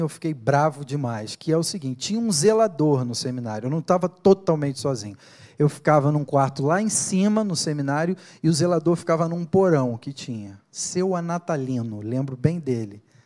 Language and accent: Portuguese; Niterói, Rio de Janeiro, Brazil; moved away as an adult; now in São Paulo, Brazil; lá em Niterói, no Rio de Janeiro, de onde eu sou